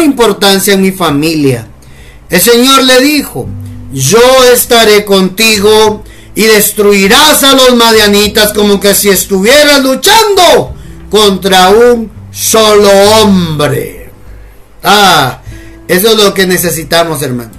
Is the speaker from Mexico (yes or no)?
no; Guatemala; decimos acá en Guatemala.